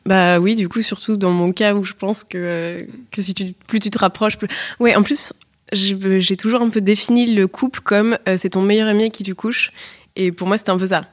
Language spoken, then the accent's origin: French; Paris, Île-de-France, France; je suis née, grandie à Paris